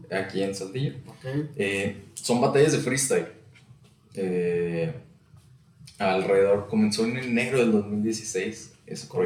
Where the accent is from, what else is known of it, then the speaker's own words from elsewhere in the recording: Saltillo, Coahuila, Mexico; also born or lived in Nuevo León; soy de aquí de Saltillo.